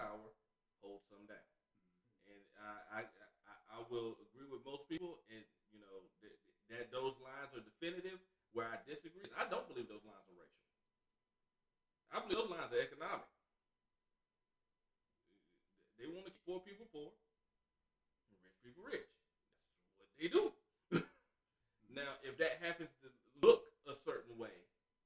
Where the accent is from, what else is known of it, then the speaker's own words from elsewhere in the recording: North Carolina, United States; I grew up in North Carolina